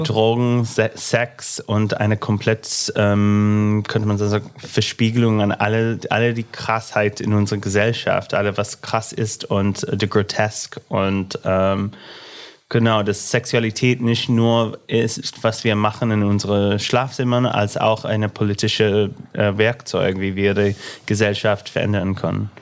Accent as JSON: {"language": "German", "region": "Illinois", "country": "United States", "tie": "born or raised there", "accent": "American", "second_language": "German", "moved": "as an adult", "lives_now": "Berlin, Germany", "said": "mit meinem amerikanischen Akzent"}